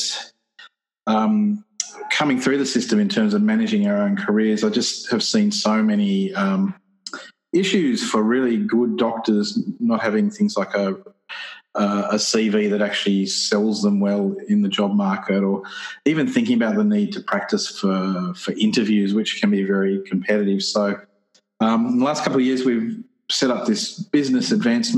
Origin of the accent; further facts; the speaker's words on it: Newcastle, New South Wales, Australia; I'm from Newcastle, which is the land of the Wabakal people